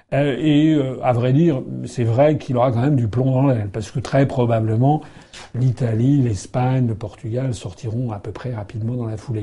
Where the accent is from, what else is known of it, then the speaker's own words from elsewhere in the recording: France; nous sommes français